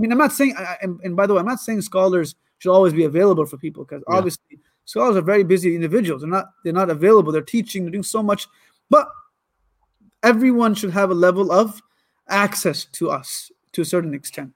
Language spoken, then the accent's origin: English; Ann Arbor, Michigan, United States; also born or lived in Lansing, Michigan / Karachi, Pakistan; now in Warren, United States; I was born in Lansing, raised my whole life in Ann Arbor, but now we live in a city where our school is. It's called Warren, Michigan